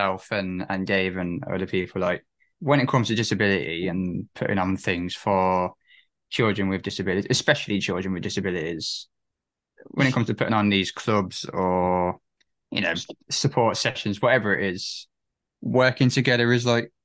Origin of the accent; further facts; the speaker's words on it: Coventry, West Midlands, United Kingdom; Growing up in Coventry myself